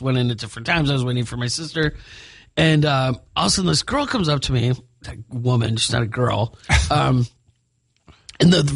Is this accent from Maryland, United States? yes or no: no; Milwaukee, Wisconsin, United States; moved away as an adult; That's where I'm from originally, a little suburb.